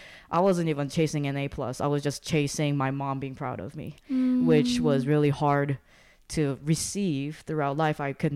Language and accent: English; South Korea; growing up in Korea meant that it was a culture, a standard of excellence, and the expectation of greatness and bringing honor to the family.